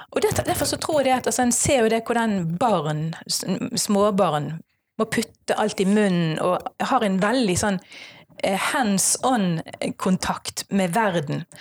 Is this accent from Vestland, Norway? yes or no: yes; Strileland, Vestland, Norway; jeg er en stril